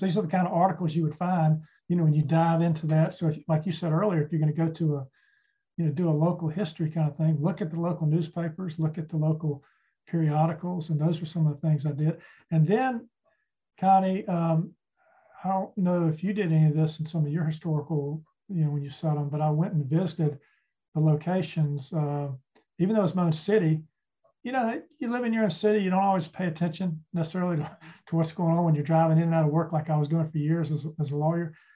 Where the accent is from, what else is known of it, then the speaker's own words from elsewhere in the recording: Charlotte, North Carolina, United States; I grew up in Charlotte